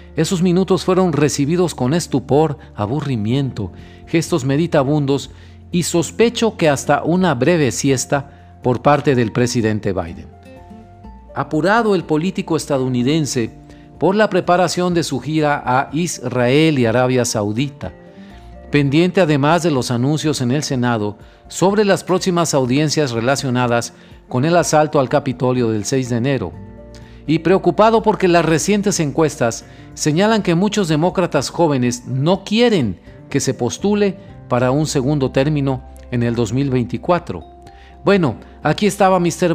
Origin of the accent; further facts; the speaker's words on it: Mexico; como mexicano